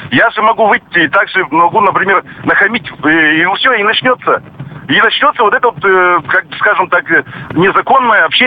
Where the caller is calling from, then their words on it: Chelyabinsk, Chelyabinsk Oblast, Russia; А, здравствуйте, я звоню вам из Челябинска